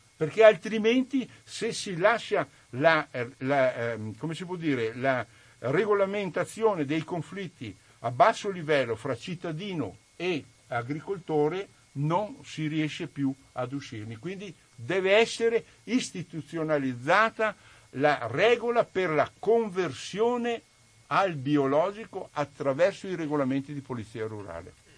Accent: Refrontolo, Veneto, Italy; Io sono di Refronto, lo sono nella zona, nel cuore del Prosecco

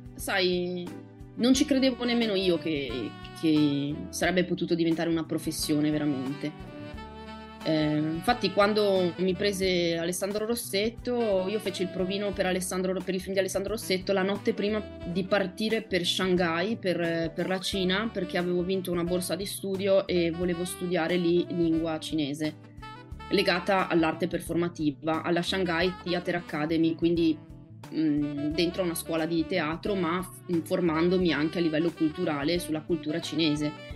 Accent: Favaro Veneto, Veneto, Italy; accent: Venetian; first language Venetian; Italian is a second language; moved away as an adult; also born or lived in Rome; Favaro Veneto, che è il mio paese natio

